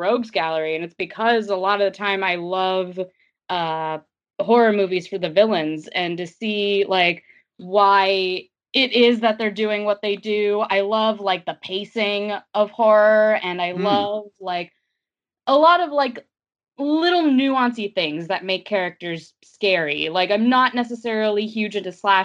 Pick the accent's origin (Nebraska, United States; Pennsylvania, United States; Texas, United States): Pennsylvania, United States; Philadelphia; growing up in the Philly area